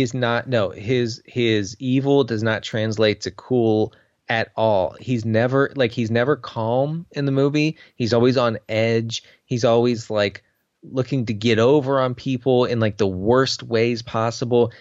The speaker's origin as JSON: {"language": "English", "country": "United States", "tie": "born or raised there", "said": "I went to school in the United States"}